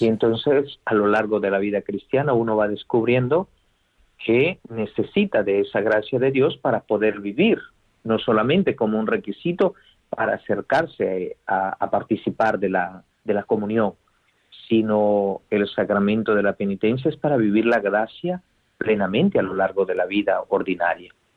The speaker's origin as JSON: {"language": "Spanish", "country": "Guatemala", "moved": "yes", "said": "en una diócesis de Guatemala, de donde yo soy"}